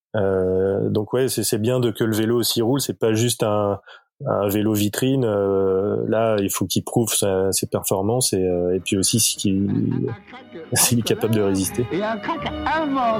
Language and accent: French; Nantes, Pays de la Loire, France; moved away; also born or lived in Lille; je suis nantais